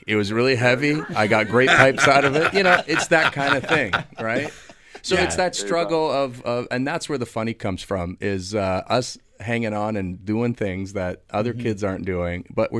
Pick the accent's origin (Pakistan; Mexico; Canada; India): Canada; our parents coming from somewhere else. And then, really, I'm Canadian. I'm born in Canada. It's that tug of war with hanging on to the old Italian values, but I want to be this Canadian dude that's cool at school that plays hockey